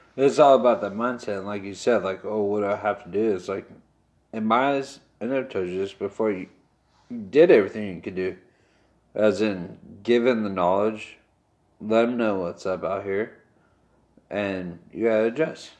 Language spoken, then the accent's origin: English; Westminster, California, United States; We grew up in Westminster.